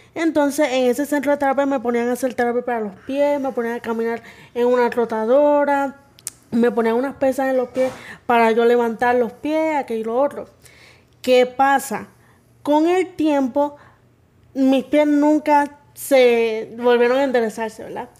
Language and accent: Spanish; Las Piedras, Puerto Rico; Fui criada en mi pueblito de Las Piedras.